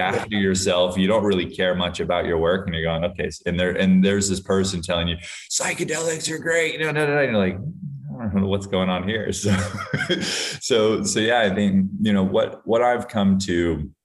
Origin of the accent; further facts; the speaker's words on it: Hawaii, United States; I grew up in Hawaii where there's a lot of substance use and substance abuse